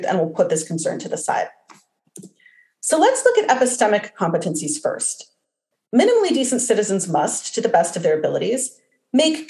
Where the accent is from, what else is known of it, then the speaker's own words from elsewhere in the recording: New Jersey, United States; moved away; also born or lived in Los Angeles; I grew up in New Jersey